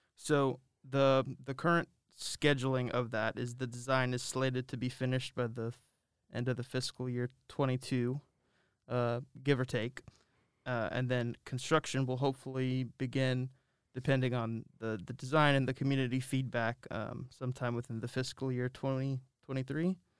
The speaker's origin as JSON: {"language": "English", "region": "Texas", "country": "United States", "moved": "yes", "lives_now": "Concord, United States", "said": "I'm here from Texas"}